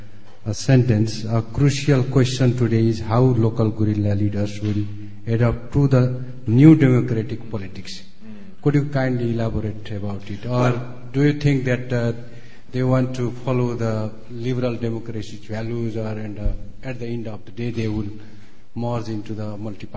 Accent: Nepal; now in London, United Kingdom; I am from Nepal and I live here in London.

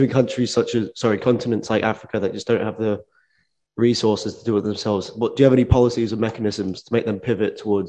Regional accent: Australia; so I'm from Australia

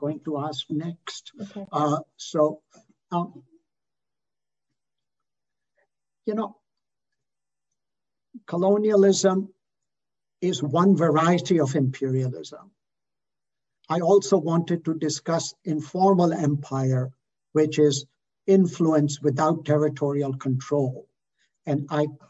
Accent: Canada; I'm a Canadian

